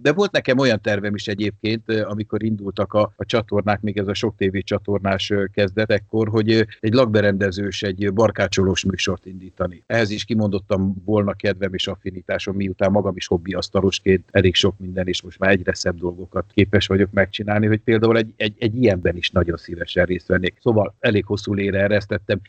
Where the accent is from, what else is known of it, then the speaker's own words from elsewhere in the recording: Veszprém, Veszprém County, Hungary; moved away as an adult; also born or lived in Tárnok / Budapest; én, én Veszprémben nőttem föl, én tizenkilenc éves koromig Veszprémben éltem